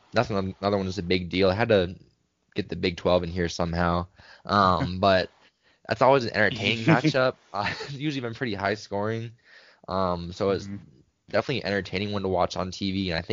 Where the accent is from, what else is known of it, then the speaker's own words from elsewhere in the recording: Jacksonville, Florida, United States; I'm from Jacksonville as well.